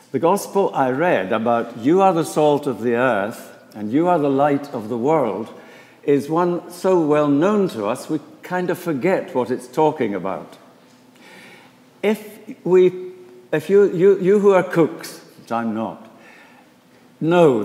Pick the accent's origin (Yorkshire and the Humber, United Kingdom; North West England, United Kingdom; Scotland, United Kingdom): Scotland, United Kingdom; Edinburgh; moved away as an adult; also born or lived in Inverness; now in Philadelphia, United States; I was born and brought up in Edinburgh, in Scotland